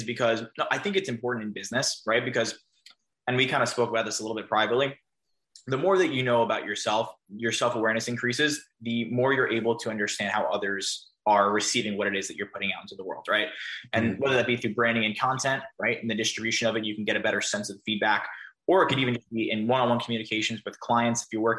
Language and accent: English; New York, United States; I'm a New Yorker too